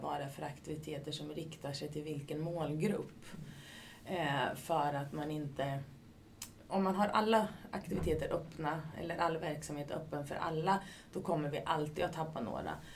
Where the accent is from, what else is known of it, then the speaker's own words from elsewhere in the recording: Katrineholm, Södermanland, Sweden; moved away as an adult; also born or lived in Linköping; now in Ljungsbro, Sweden; Började min karriär i Katrineholm, där jag är ifrån